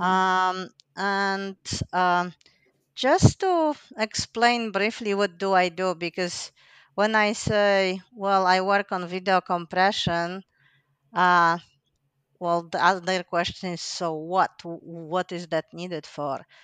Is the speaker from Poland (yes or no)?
yes; Poland; moved away as an adult; also born or lived in Finland; I'm originally from Poland